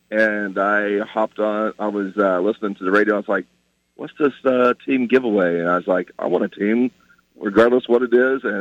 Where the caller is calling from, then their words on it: Norman, Oklahoma, United States; I am suburbia Norman right now, just coming into town.